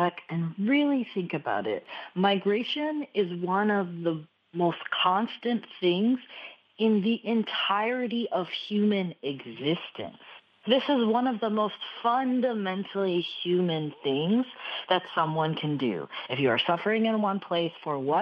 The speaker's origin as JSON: {"language": "English", "region": "Texas", "country": "United States", "said": "As a Texan"}